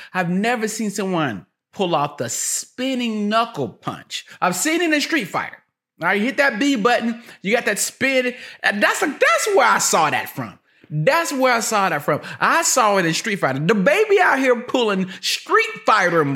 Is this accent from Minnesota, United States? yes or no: no; High Point, North Carolina, United States; I'm from High Point